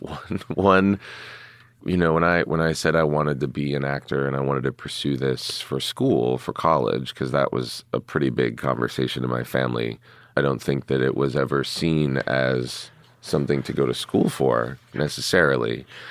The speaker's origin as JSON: {"language": "English", "town": "Pittsburgh", "region": "Pennsylvania", "country": "United States", "tie": "born or raised there", "moved": "yes", "said": "growing up in Pittsburgh"}